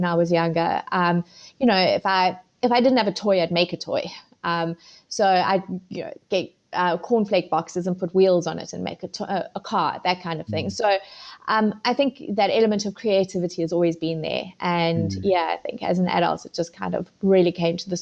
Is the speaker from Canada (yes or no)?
no; South Africa; moved away as an adult; also born or lived in Zimbabwe; now in United Kingdom; moved to South Africa when I was 11.